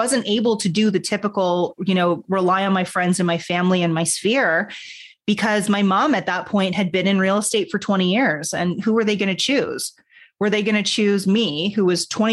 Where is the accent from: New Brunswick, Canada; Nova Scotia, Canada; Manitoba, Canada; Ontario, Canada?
Ontario, Canada; Toronto; I'm Canadian, born in Toronto.